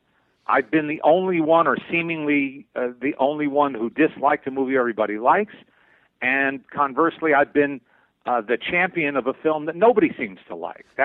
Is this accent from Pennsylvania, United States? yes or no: no; Teaneck, New Jersey, United States; moved away as an adult; also born or lived in Manhattan, New York; now in Los Angeles, United States; I grew up in the New York area. I was born in Manhattan. I grew up in Teaneck, New Jersey. Spent most of my adolescence, you know, in and around New York